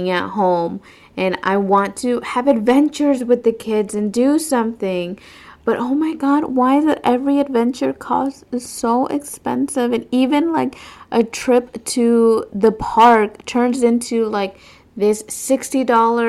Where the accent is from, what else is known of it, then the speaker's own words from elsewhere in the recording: west coast of Florida, United States; moved away as an adult; now in east coast of Florida, United States; I took them to my hometown